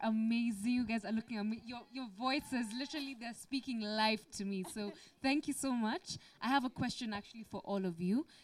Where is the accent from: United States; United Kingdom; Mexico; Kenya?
Kenya; me being a Kenyan